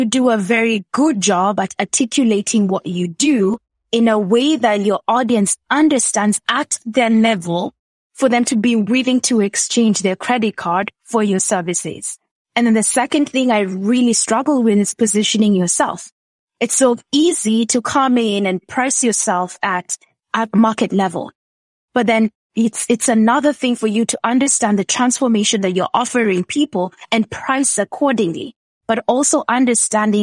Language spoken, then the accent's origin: English; Kenya; born or raised there